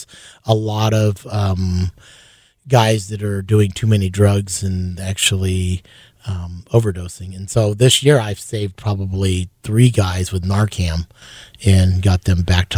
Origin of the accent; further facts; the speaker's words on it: Hawaii, United States; Yes, I'm native Hawaiian.